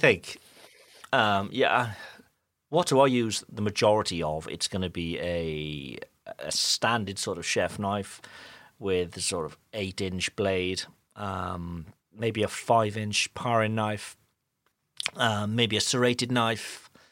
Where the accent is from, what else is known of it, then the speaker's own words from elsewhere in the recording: United Kingdom; moved away as an adult; now in France; I'm a Brit who now lives in France